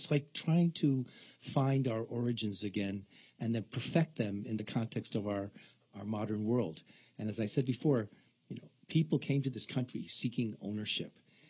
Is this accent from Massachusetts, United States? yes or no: no; New York City, New York, United States; also born or lived in Boston; Well, I'm kind of an East Coast guy. I started out in New York City and migrated my way to Boston and joined the Navy, and now I'm from everywhere.